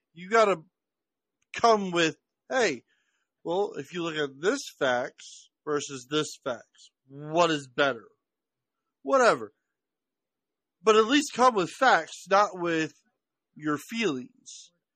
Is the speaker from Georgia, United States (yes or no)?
no; Washington, District of Columbia, United States; I grew up in Washington D.C., so I grew up around everything.